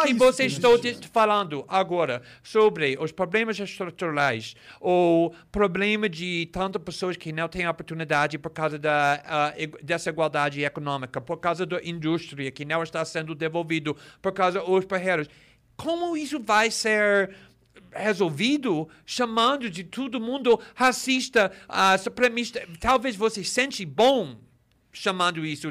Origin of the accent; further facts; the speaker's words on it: United States; Portuguese is a second language; moved away as an adult; now in Brazil; cresci nos Estados Unidos, na década de 80